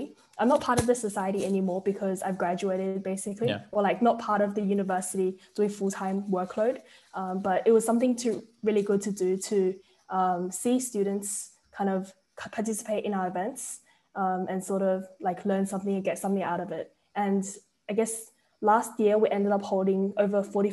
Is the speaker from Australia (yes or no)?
yes; Sydney, New South Wales, Australia; I'm from Sydney, Australia